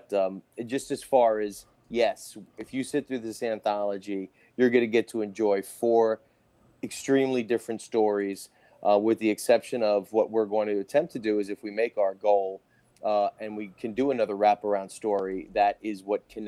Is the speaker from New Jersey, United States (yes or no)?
yes; Jersey City, New Jersey, United States; I grew up in Jersey City, like five blocks away